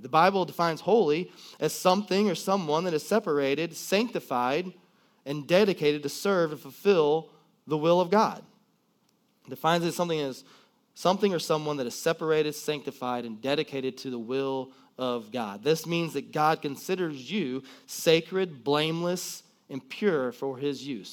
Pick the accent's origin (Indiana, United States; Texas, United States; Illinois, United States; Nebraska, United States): Illinois, United States; Collinsville; I grew up right here in Collinsville